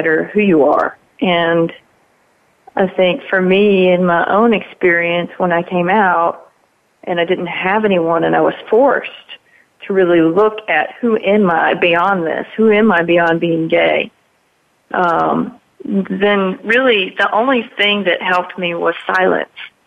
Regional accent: Mississippi, United States; it was my hometown

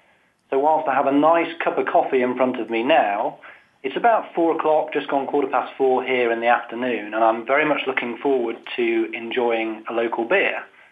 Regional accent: England, United Kingdom; as an Englishman

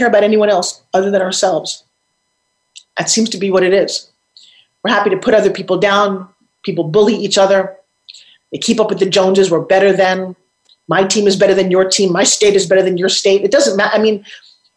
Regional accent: Long Island, New York, United States; I'm from Long Island, New York, and I used to go to the South Jersey shore all the time

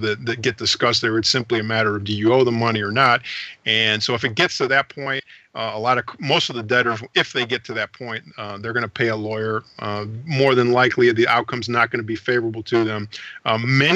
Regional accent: St. Louis, Missouri, United States; also born or lived in Panama City, Panama; I grew up in St. Louis, Missouri

